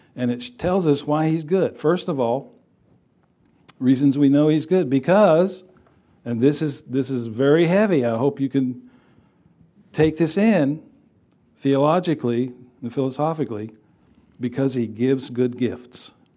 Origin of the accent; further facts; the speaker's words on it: Texas, United States; I grew up in Texas.